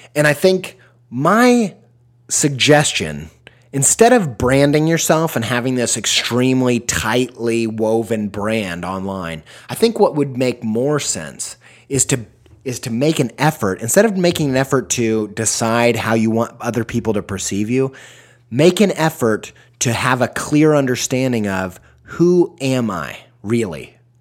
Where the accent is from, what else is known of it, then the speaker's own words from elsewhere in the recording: Midwest, United States; I'm from the Midwest